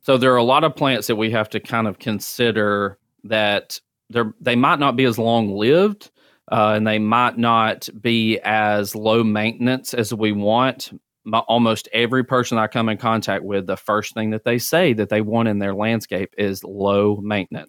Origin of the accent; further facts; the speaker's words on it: Centre, Alabama, United States; moved away as an adult; now in Mobile, United States; I'm originally from Center, Alabama. I tell people I spell it the fancy way, C E N T R E.